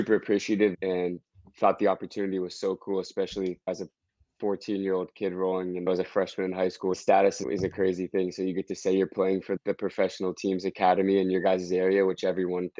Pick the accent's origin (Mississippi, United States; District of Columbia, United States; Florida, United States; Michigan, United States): District of Columbia, United States; Washington; moved away as an adult; now in Greenville, United States; I'm from DC, and to be able to sign my hometown team